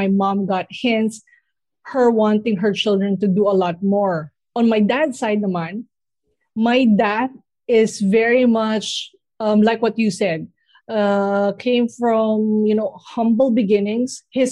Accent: San Pablo, Calabarzon, Philippines; So I'm in San Pablo. So I grew up in San Pablo City.

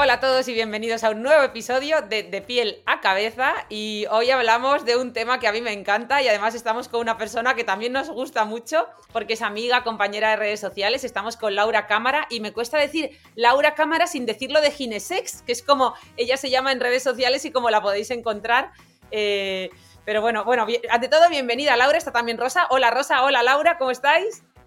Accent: Granada, Andalusia, Spain; somos de Granada

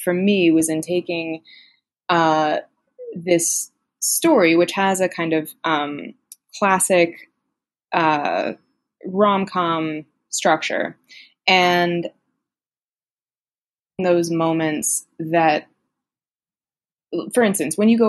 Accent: United States; I'm American

